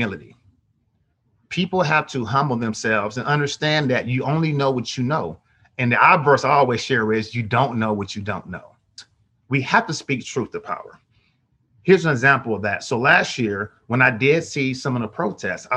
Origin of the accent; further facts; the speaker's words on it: Oakland, California, United States; I'm born and raised in Oakland, 1974